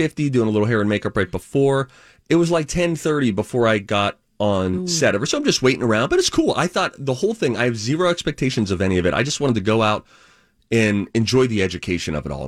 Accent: Minnesota, United States; I'm from Minnesota

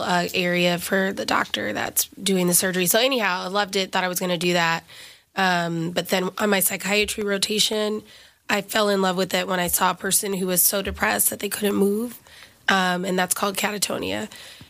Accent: Alabama, United States; moved away as an adult; now in New York City, United States; I'm an Alabama girl, so I'm from the South

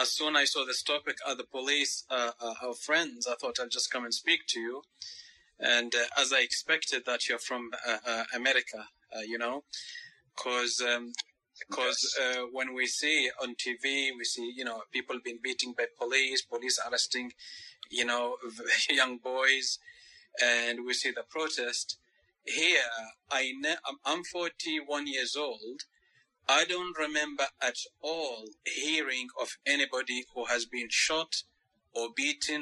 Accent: Oman; I'm from Oman. You know Oman? Oman, it is a country in the Middle East.

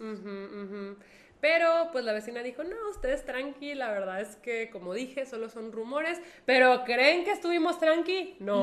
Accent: Monterrey, Nuevo León, Mexico

